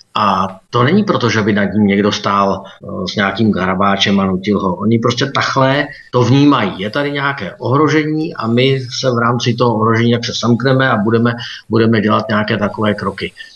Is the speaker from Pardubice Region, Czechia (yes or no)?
yes; Pardubice Region, Czechia; also born or lived in Beijing, China; já jsem z Pardubického kraje